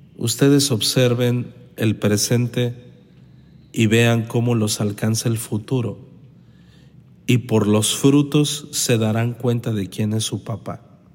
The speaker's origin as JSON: {"language": "Spanish", "town": "Los Mochis", "region": "Sinaloa", "country": "Mexico", "said": "en la ciudad pequeñita de donde yo vengo, que es Los Mochis, Sinaloa"}